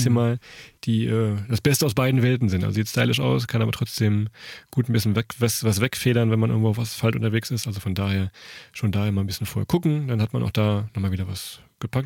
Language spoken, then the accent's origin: German; Germany; wir kommen von der Weser